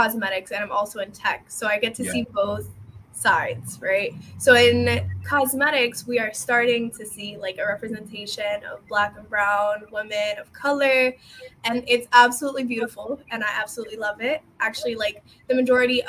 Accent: Alexandria, Alexandria Governorate, Egypt; now in Dallas, United States; my city is Dallas, Texas, but I'm originally from Egypt. Alexandria, Egypt.

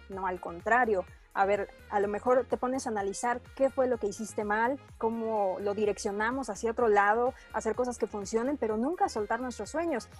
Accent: Mexico; como mujer como mexicanas

